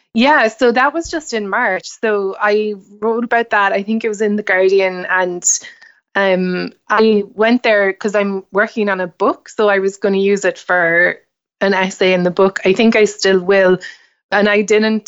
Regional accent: Ireland; moved away as an adult; now in United States; growing up in Ireland, it's kinda hard to see the woods for the trees at home

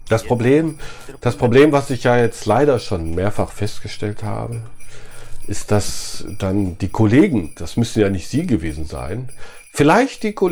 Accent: Düsseldorf, North Rhine-Westphalia, Germany; Also ich komme ja aus Düsseldorf. Düsseldorf ist eine ganz tolle Stadt.

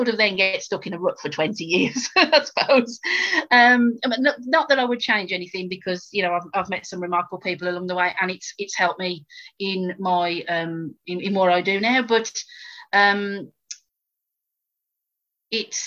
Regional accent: West Midlands, United Kingdom; I'm from the West Midlands

